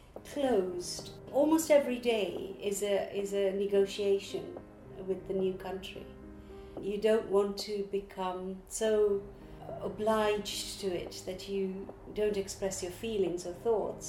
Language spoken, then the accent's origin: English; Kampala, Uganda; moved away as an adult; now in London, United Kingdom; I live in London, but I was born and raised in Kampala, Uganda, and I came to Britain when I was 23.